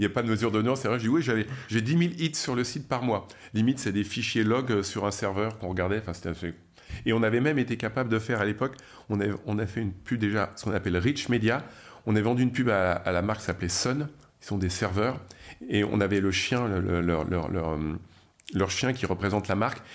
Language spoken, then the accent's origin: French; France; accent: French; avec mon accent français